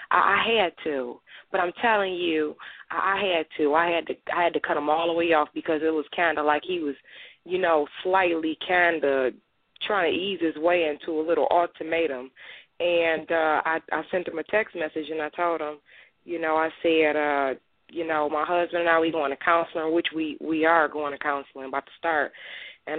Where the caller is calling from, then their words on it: Michigan, United States; I'm calling in from Michigan.